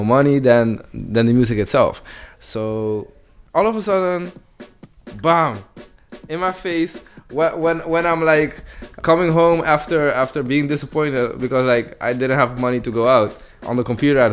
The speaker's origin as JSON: {"language": "English", "country": "Netherlands", "said": "I'm from Holland"}